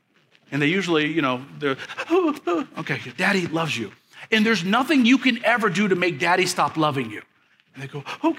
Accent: Leavenworth, Kansas, United States; I get to work in a place where it's country and city, which I grew up in Leavenworth and baled hay

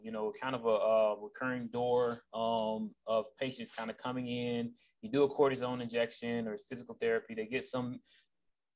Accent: Jacksonville, Florida, United States; moved away as an adult; I'm originally from Jacksonville, Florida, born and raised

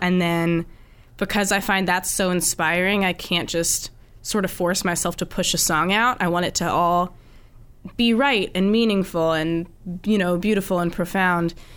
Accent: Pennsylvania, United States; moved away as an adult; also born or lived in Boston area; now in Boston, United States; I'm from Pennsylvania

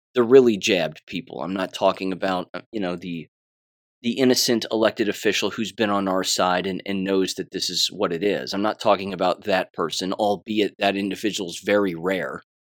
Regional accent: United States; as an American

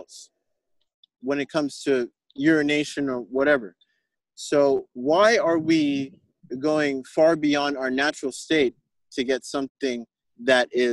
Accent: Jamaica; as a Jamaican

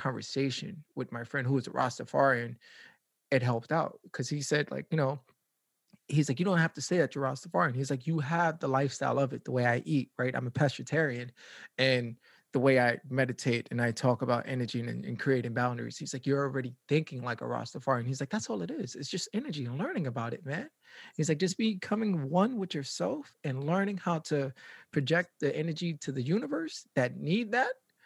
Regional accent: New York City, New York, United States; I'm from the Bronx

